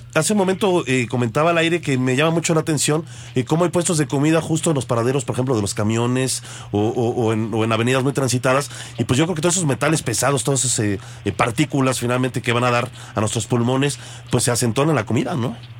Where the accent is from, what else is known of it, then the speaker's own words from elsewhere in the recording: Mexico; que como mexicanos entendamos más el trabajo que ustedes realizan